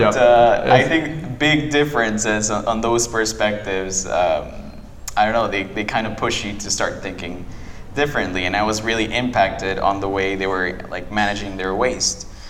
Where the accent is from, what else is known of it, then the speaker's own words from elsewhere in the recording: Guatemala City, Guatemala Department, Guatemala; English is a second language; I was born and raised in Guatemala City.